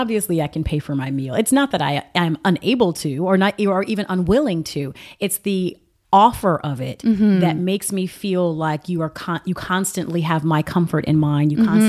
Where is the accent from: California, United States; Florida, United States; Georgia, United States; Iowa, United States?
Georgia, United States; Atlanta; moved away as an adult; now in Los Angeles, United States; I'm from the South. Uh-huh. And so, no, but I, you know, and not only, you know, I mean, I was raised in Atlanta, but my mother was raised in South Carolina